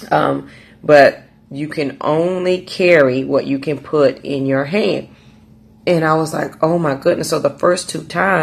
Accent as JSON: {"language": "English", "town": "Raleigh", "region": "North Carolina", "country": "United States", "said": "I'm from Raleigh, North Carolina"}